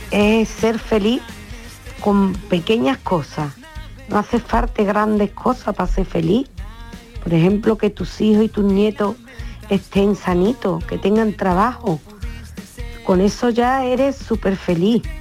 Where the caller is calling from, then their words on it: Cádiz, Andalusia, Spain; Buenas tardes, yo soy … de Cádiz.